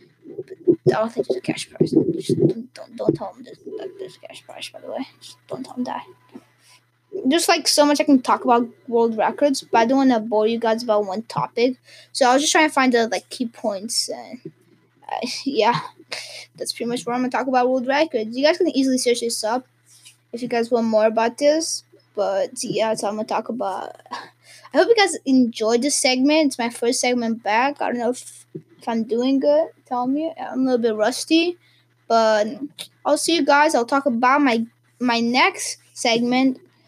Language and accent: English; Portugal; When I was in Portugal, because I'm from Portugal, and it's during Christmas, because my family, we go for winter break to Portugal to celebrate Christmas with the rest of my family.